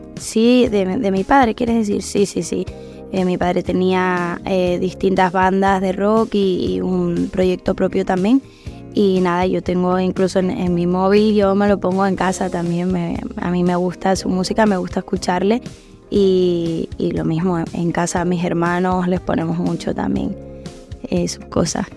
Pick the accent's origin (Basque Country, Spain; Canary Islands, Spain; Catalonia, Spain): Canary Islands, Spain; La Palma; now in Madrid, Spain; pude cantarla allí en La Palma y, y bueno, con, mucha emoción. Y, nada, la verdad que fue muy cerquita de mi pueblo, de donde yo he, crecido